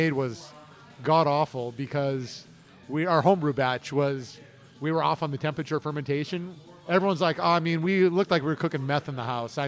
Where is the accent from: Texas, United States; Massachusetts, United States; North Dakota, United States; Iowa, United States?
North Dakota, United States; now in Houston, United States; I grew up in North Dakota.